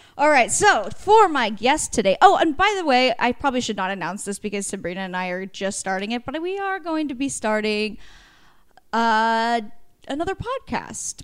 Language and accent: English; Warrenton, Oregon, United States; moved away; went to high school, Warrenton, Oregon